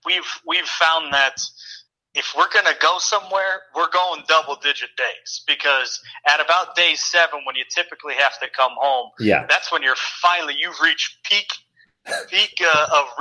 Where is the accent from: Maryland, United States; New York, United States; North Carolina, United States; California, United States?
California, United States; now in Montana, United States; growing up in California